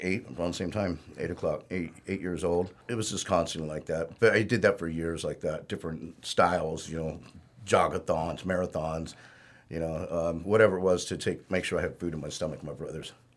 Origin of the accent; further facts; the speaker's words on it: Norwalk, California, United States; I was, uh, pretty much born and raised in Norwalk.